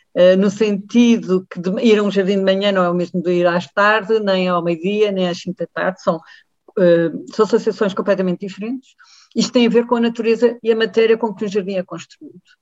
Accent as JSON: {"language": "Portuguese", "town": "Évora", "region": "Alentejo", "country": "Portugal", "tie": "born or raised there", "said": "Eu, eu nasci e, e vivo em Évora"}